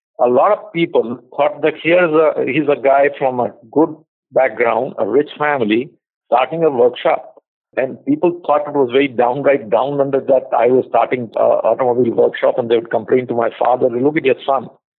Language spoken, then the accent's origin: English; India; also born or lived in United States; I came back to India to meet my family before I joined the job